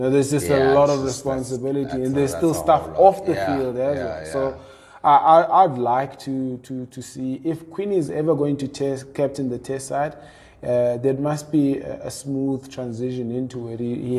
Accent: South Africa; as South African fans.

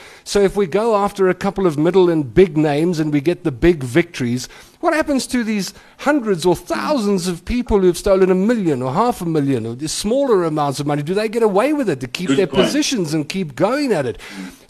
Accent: South Africa; me as a South African.

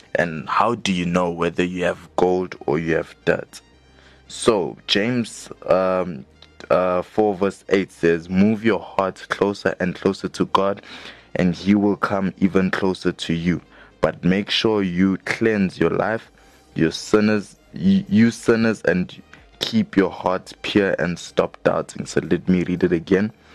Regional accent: Johannesburg, Gauteng, South Africa; we are both from Johannesburg South

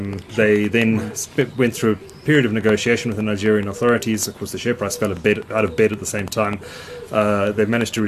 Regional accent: Hillcrest, KwaZulu-Natal, South Africa; moved away; I grew up in Hillcrest

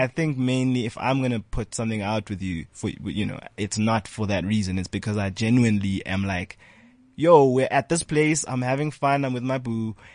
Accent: South Africa; also born or lived in Ghana / Lesotho; it was tough, you know, growing up in South Africa

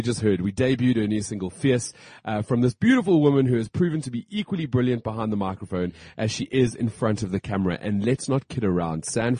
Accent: South Africa; We get to have a little bit of downtime and celebrate being South African, and that is what the show is about today.

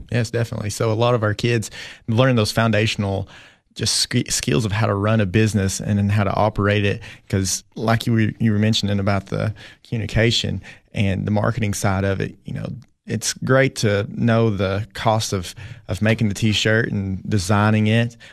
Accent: Jamestown, Tennessee, United States; moved away as an adult; now in Putnam County, Tennessee, United States; I grew up in Jamestown, Tennessee, which, you know, really it's Allard, Tennessee

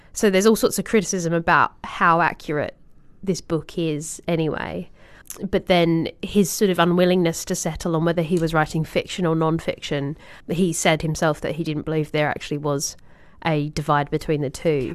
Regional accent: Australia; as an Australian

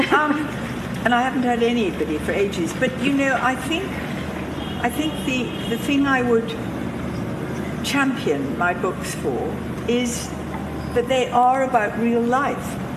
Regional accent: England, United Kingdom; I'm from England

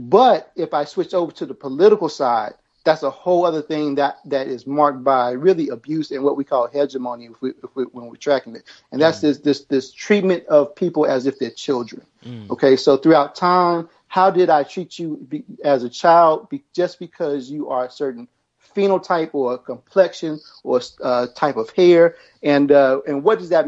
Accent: the South, United States; accent: Southern; If you hear my accent, I'm actually from the South

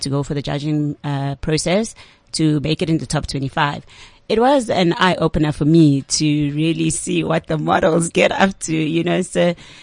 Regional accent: near Sunninghill, Gauteng, South Africa; I come from just down the road from Sunning Hill

